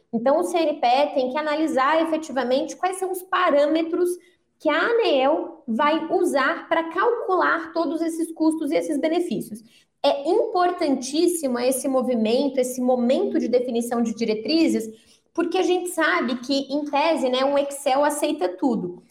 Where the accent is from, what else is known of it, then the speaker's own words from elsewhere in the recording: Minas Gerais, Brazil; também sou mineira, então também falo assim